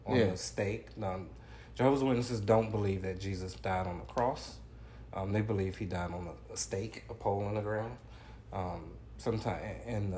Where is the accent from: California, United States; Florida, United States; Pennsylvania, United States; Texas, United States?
Florida, United States; Jacksonville; Born and raised in this area